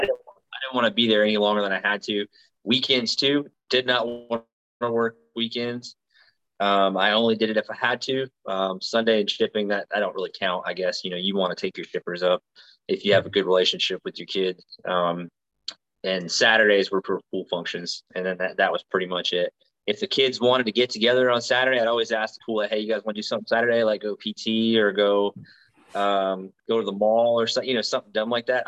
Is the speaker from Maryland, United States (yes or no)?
no; Tuscaloosa, Alabama, United States; moved away; I'm from Alabama. I'm from uh, Tuscaloosa, which is central west western central Alabama